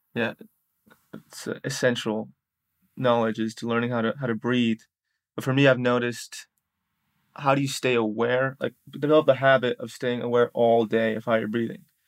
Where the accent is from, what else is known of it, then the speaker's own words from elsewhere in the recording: New York City, New York, United States; moved away; I'm from New York City